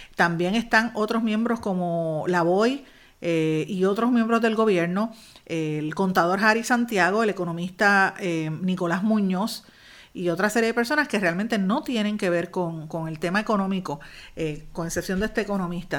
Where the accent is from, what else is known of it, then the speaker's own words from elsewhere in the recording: Puerto Rico; para nosotros como puertorriqueños